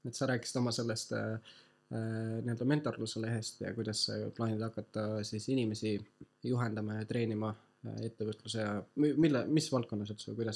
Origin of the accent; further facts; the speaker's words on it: Tartu, Tartu County, Estonia; ma olen tartlane